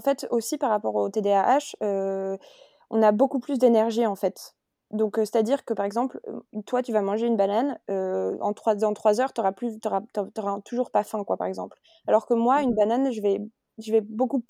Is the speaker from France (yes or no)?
yes; France; moved away as an adult; now in Barcelona, Spain; suis française et j'habite aujourd'hui à Barcelone, euh, en Espagne, depuis octobre